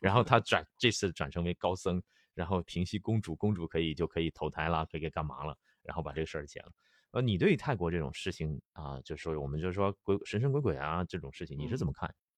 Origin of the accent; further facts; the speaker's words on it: China; moved away; also born or lived in Chiang Mai, Thailand / Pattaya, Thailand; 我们内地人